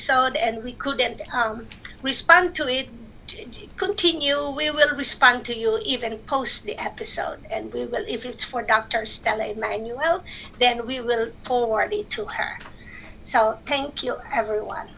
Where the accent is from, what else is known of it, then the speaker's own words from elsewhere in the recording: Philippines; moved away; I grew up in the Philippines